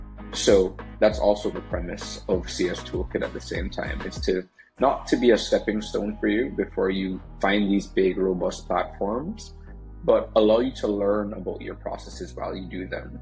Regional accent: Jamaica; I'm from Jamaica, you might hear a accent slip out in, with different words that I say.

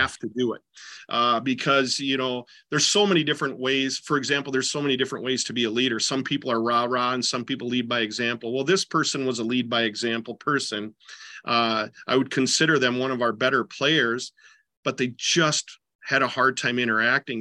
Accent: southeastern Minnesota, United States; also born or lived in Decorah, Iowa / Jordan, Minnesota; I grew up in southeastern Minnesota

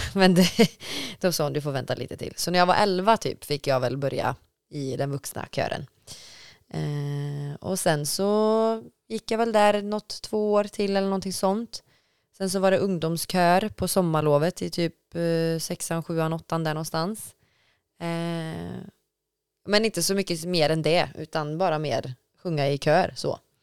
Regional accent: Falköping, Västra Götaland, Sweden; jag är uppvuxen i Falköping

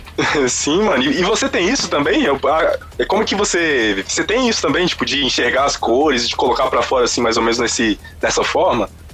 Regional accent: Brazil; eu nasci no Brasil

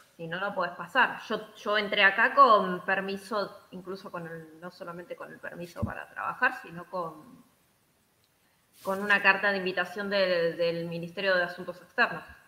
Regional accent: Buenos Aires, Argentina; moved away as an adult; now in Iceland; Estando en Buenos Aires, sí, yo soy de Buenos Aires

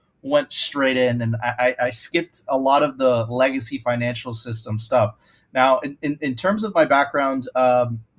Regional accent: Venezuela; now in Miami, United States; I'm originally from Venezuela

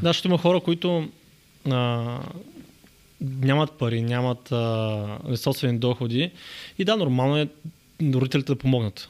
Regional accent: Yambol, Yambol Province, Bulgaria; moved away; also born or lived in Varna / Sofia; от Ямбол съм

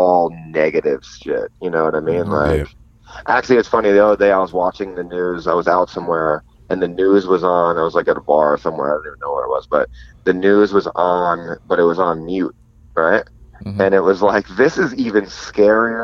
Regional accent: New York, United States; moved away; also born or lived in Los Angeles / Korea; when people ask me where I'm from, I don't say America, I say New York. I'm much more prouder to be a New Yorker than I am to be an American.

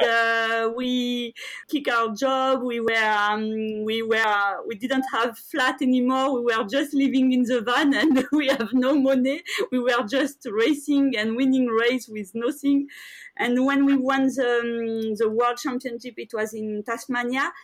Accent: France; I grew up in France

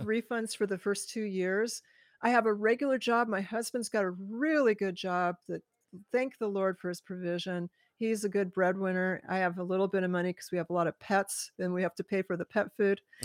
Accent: California, United States; moved away as an adult; also born or lived in Hawaii; now in Washington State, United States; I was born in California

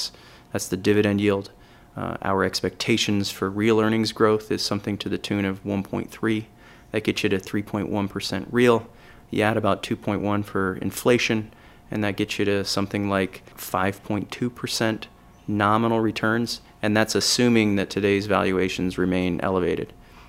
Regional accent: California, United States; Yeah, so just quickly on me, I'm from California.

